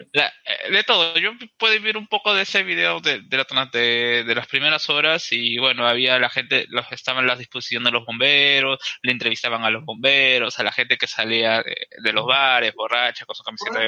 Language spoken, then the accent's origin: Spanish; Peru; hablando como peruanos